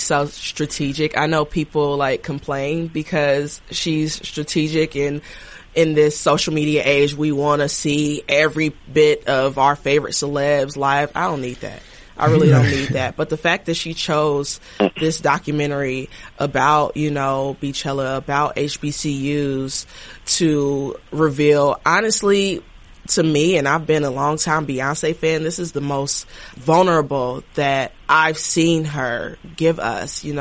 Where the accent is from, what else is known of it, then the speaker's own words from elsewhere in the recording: Dayton, Ohio, United States; moved away as an adult; also born or lived in Washington, D.C. / New York City; I grew up in Dayton, Ohio, you know, small Midwest city